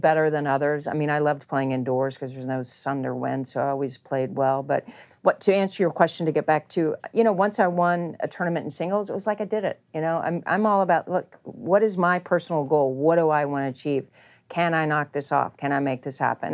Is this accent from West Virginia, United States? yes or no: yes; Charleston, West Virginia, United States; The court I had growing up in Charleston, that my parents built for me in Charleston, West Virginia